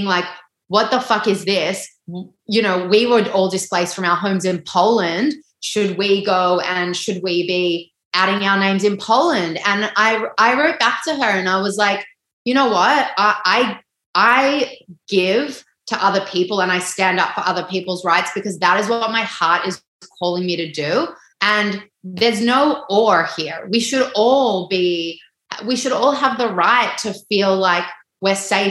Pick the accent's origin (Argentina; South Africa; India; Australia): Australia; We are Australian. We are living on this land